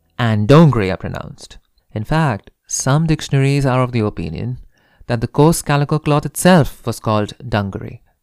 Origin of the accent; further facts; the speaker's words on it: India; I'm Indian